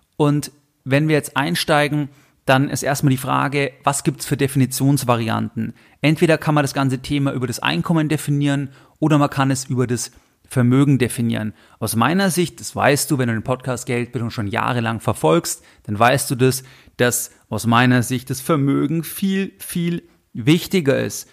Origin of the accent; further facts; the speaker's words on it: Germany; bei uns in Deutschland